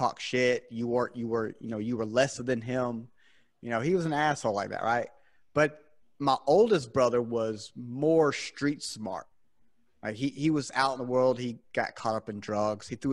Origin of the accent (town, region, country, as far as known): South Carolina, United States; born or raised there